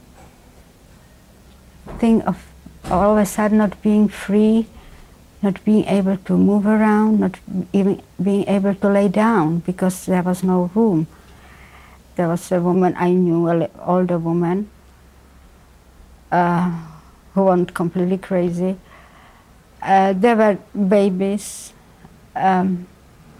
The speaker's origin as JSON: {"language": "English", "region": "Prague", "country": "Czechia", "tie": "born or raised there", "moved": "yes", "lives_now": "Boston, United States", "said": "I was born in Prague"}